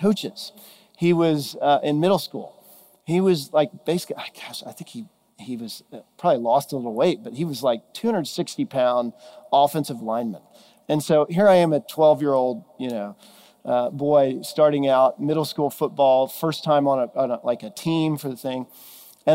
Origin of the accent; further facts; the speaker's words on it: Texas, United States; moved away; I'm originally from Texas, and grew up there